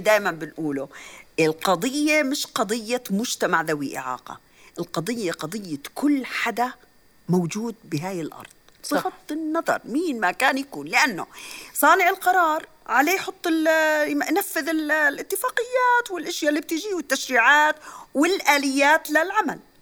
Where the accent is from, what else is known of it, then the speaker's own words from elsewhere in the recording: Jordan; عندنا بعمان